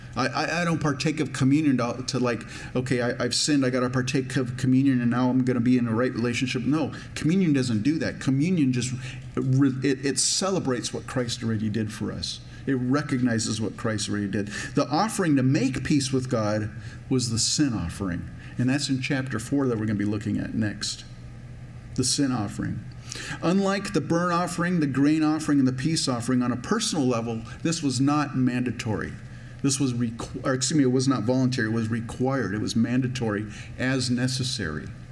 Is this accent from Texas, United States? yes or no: no; Minnesota, United States; I'm from Minnesota